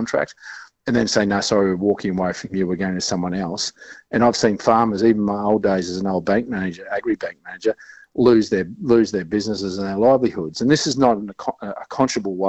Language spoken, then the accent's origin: English; Chinchilla, Queensland, Australia; I'm from Chinchilla. I used to pick watermelons and rock melons.